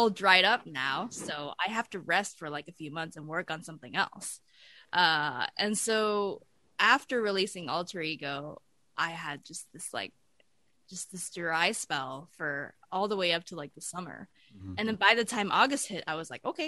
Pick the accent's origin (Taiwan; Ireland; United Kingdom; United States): Taiwan; Taipei; moved away as an adult; I grew up in Taipei for the first 18 years of my life